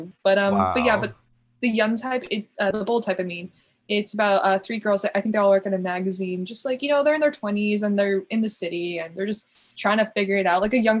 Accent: Connecticut, United States; also born or lived in New York; But I lived in Oyster Bay for 3 years, but I'm mostly Connecticut.

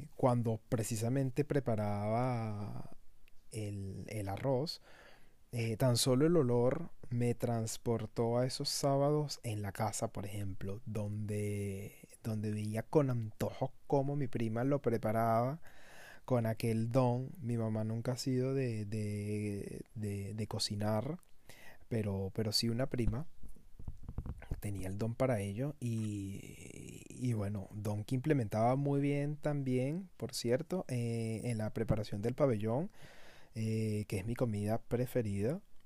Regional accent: Caracas, Capital District, Venezuela; moved away as an adult; now in France; Caracas, a mi ciudad natal, y, y me, me trasladó a esos momentos en los que yo iba para el liceo

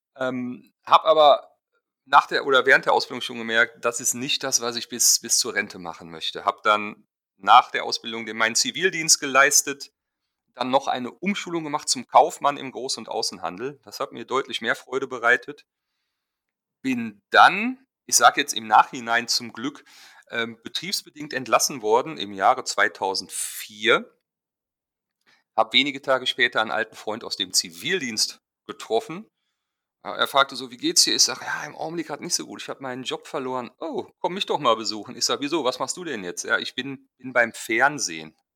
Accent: Germany; ich fotografiere als Deutscher Hochzeiten auf den Seychellen

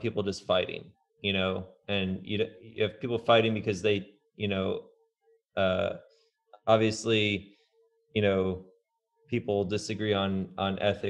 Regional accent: Indiana, United States; now in Portland, United States; when I came from Indiana to Portland, I definitely did not know what to expect.

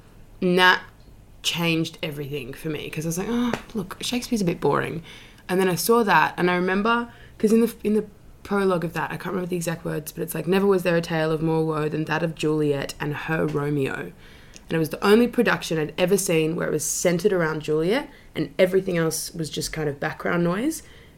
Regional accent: Sydney, New South Wales, Australia; Yeah, Paddington with my family.

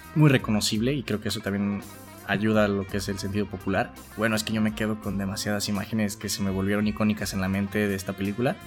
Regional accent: near La Piedad, Michoacán, Mexico; moved away; una ciudad que está cerca de mi pueblito natal que se llama La Piedra, Michoacán

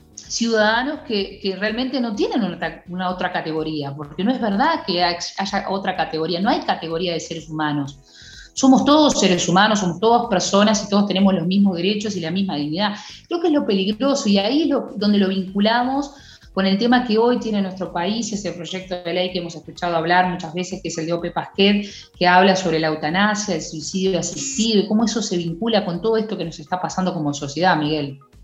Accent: Uruguay; como muchos uruguayos

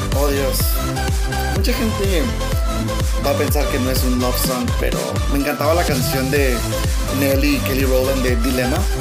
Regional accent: Mexico; como mexicano, ya sabes que nosotros los mexicanos somos como bien, dramáticos

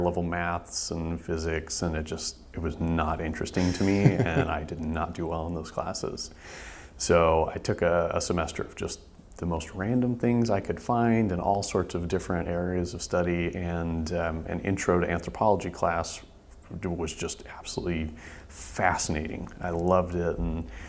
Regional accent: Lakeway, Texas, United States; also born or lived in Austin, Texas; I was born in Austin, and we moved out to Lakeway when I was seven

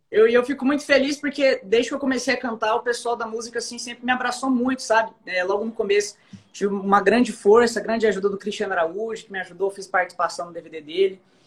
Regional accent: Barueri, São Paulo, Brazil; moved away as an adult; now in Goiânia, Brazil; eu nasci fui criado em São Paulo, em Barueri

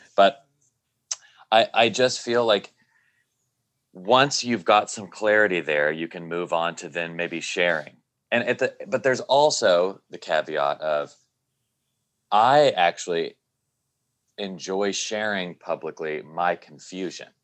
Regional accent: Nashville, Tennessee, United States; growing up in Nashville, Tennessee, evangelical Christian and being gay

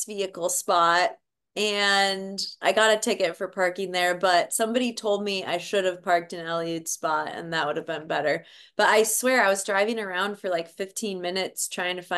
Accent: White Bear Lake, Minnesota, United States; now in Portland, United States; I grew up in White Bear Lake, Minnesota

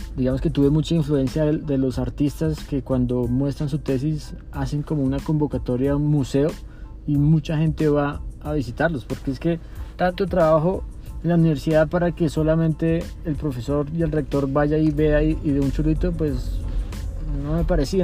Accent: Colombia; yo soy colombiano

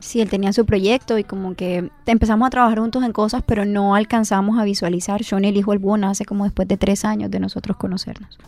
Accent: Barranquilla, Atlántico, Colombia; nosotros como barranquilleros

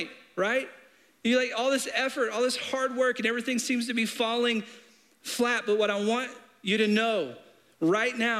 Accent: Arkansas, United States; I'm from Arkansas. I grew up in a small town right outside of Little Rock

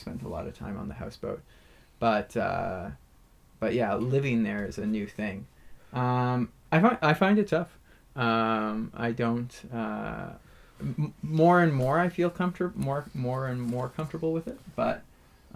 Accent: Vancouver, Victoria, British Columbia, Canada; moved away; I'm from Vancouver, Victoria. Like, that's where I grew up.

